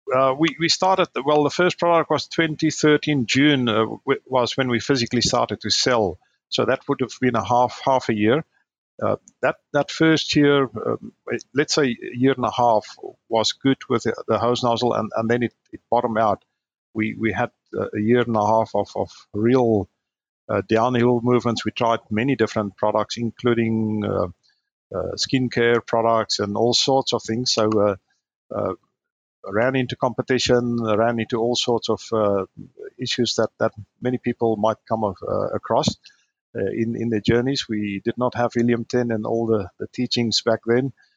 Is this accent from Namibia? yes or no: yes; Namibia; also born or lived in Stellenbosch, South Africa; now in Brisbane, Australia; I grew up in Namibia, which is in Africa, north of South Africa. That's where I grew up.